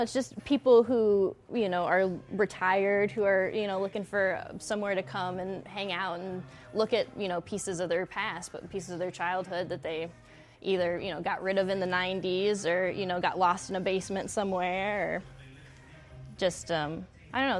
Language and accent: English; West Texas, United States; also born or lived in Flint, Michigan; now in Lansing, United States; I'm from West Texas.